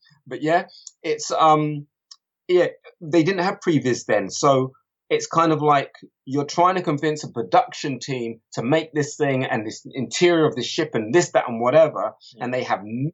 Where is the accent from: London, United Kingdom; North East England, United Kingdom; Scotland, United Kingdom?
London, United Kingdom; also born or lived in Kilburn; being a little black kid growing up in Harlesden, where else did I move to after Harlesden? I was in Kilburn, then Harlesden or whatever